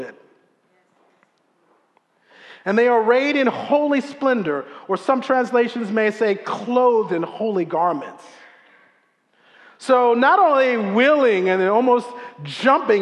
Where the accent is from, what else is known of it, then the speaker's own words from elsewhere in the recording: Silver Spring, Maryland, United States; growing up in Silver Spring